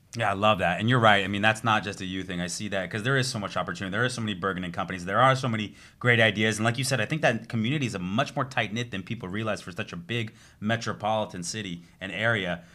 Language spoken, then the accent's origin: English; Southern California, United States; moved away as an adult; also born or lived in Arizona; now in Florida, United States; I grew up in Southern California